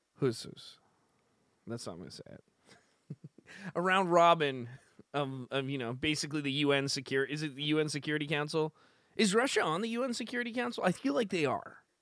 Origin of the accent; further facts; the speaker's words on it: Canada; I'm from Canada